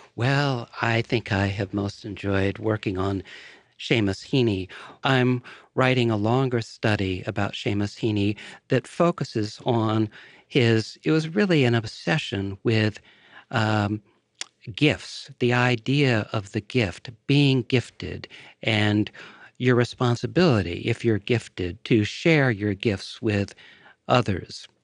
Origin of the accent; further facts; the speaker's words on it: Woodbury, Connecticut, United States; moved away; the small town where I grew up